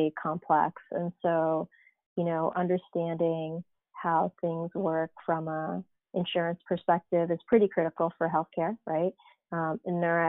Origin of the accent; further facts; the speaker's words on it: East Coast, United States; moved away as an adult; So I grew up on the East Coast actually, and, you know, sort of did my college and went to grad school there